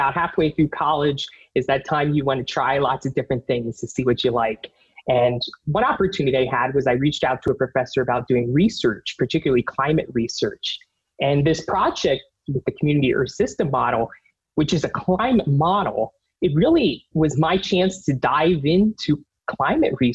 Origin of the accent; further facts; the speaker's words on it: Pennsylvania, United States; I grew up on the East Coast in Pennsylvania, where you get in the winter lots of nor'easters